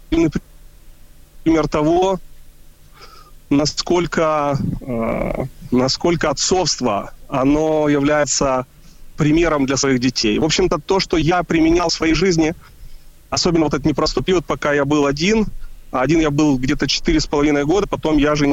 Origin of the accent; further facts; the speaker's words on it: Kyiv, Ukraine; now in Israel; мы из Киева переехали э, в Израиль. Я вспомнил, когда я жил в Киеве